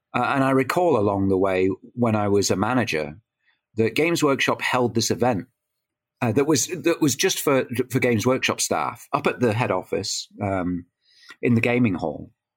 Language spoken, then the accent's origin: English; Ontario, Canada; now in United Kingdom; I grew up in Canada